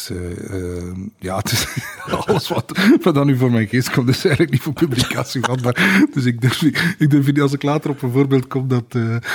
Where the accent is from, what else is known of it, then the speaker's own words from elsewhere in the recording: Maarkedal, Flanders, Belgium; also born or lived in Oudenaarde / Ghent; altijd eh, ja, opgegroeid in Markendal.